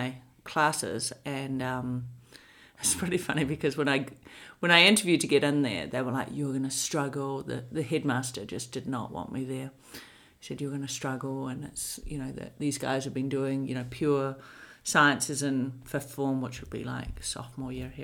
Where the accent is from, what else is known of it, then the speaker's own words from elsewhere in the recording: Hamilton, Waikato, New Zealand; moved away as an adult; also born or lived in Dunedin, New Zealand / Wellington, New Zealand; now in United States; I was raised in Hamilton